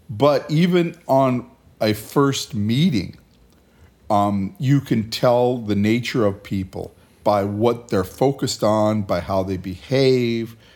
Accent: Hacienda Heights, California, United States; in Hacienda Heights, California.

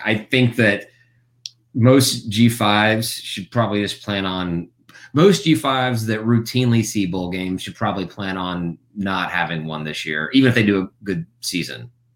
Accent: Memphis, Tennessee, United States; moved away; I'm from Memphis originally, so I grew up at Central

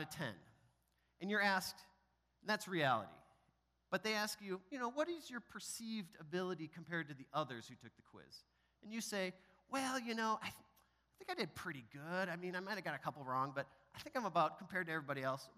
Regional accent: Wisconsin, United States; I grew up in Wisconsin

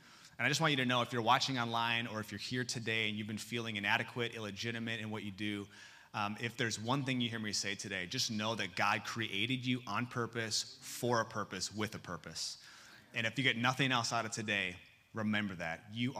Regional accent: Seoul, South Korea; born there; I was born in Seoul, South Korea in 1986.

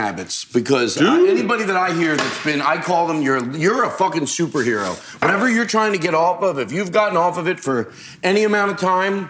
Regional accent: Long Beach, California, United States; Long Beach. I'm from Long Beach.

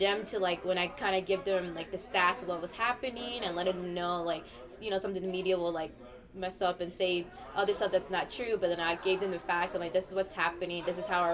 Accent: Dallas, Texas, United States; I was born and raised in Dallas, Texas

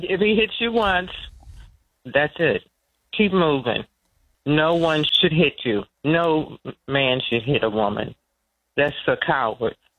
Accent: Washington, District of Columbia, United States; also born or lived in North Carolina; I grew up in D.C.

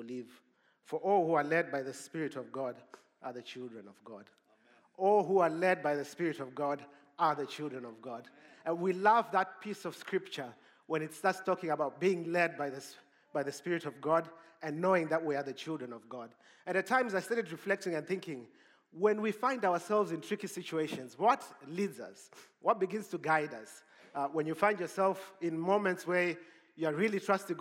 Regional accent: Zimbabwe; moved away; also born or lived in Cape Town; I'm from Zimbabwe

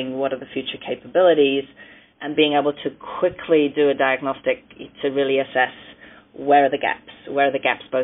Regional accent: United Kingdom; I'm British of origin.

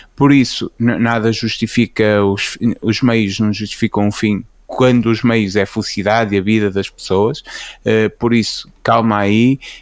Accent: Portugal; celebra-se na minha cidade natal FAF eh, as festas, as feiras francas, que é o feriado municipal

